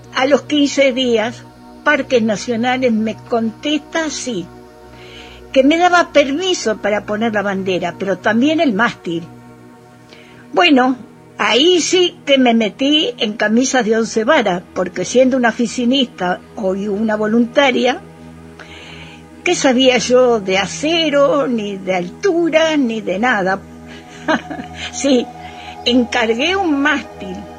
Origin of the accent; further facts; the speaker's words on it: Argentina; Amo profundamente mi tierra argentina